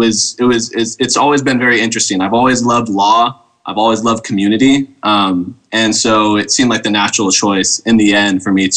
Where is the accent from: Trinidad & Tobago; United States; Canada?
United States; Novato, California; I grew up in Novato, California